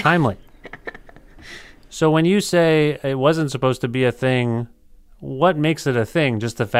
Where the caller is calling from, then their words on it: Ontario, Canada; I'm calling from Ontario.